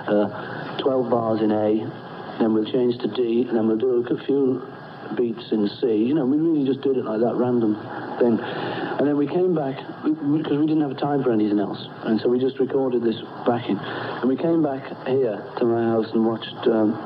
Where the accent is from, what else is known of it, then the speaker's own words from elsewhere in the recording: Liverpool, North West England, United Kingdom; I was born in Walton Hospital